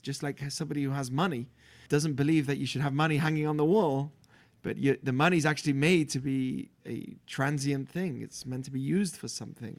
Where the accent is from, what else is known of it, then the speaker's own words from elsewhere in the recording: Manchester, North West England, United Kingdom; moved away as an adult; also born or lived in Israel; I'm from England, born in Manchester, U K. Uh, grew up in a religious Jewish family.